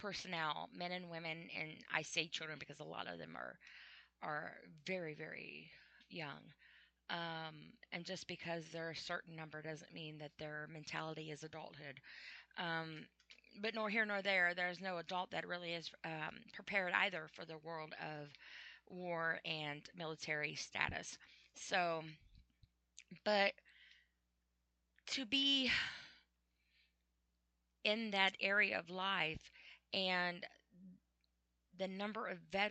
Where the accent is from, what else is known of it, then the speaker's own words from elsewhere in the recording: United States; I'm an American